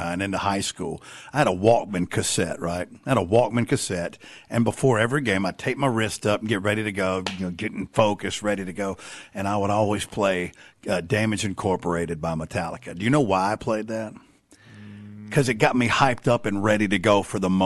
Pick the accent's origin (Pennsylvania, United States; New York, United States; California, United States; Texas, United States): Texas, United States; Southeast; I grew up in Southeast Texas in the 70s and early 80s.